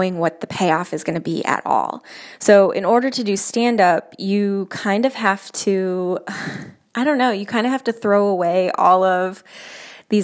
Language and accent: English; Jamestown, New York, United States; moved away as an adult; also born or lived in Chicago, Illinois / Denver; I am from Jamestown, New York, and I went to college in Chicago, Illinois.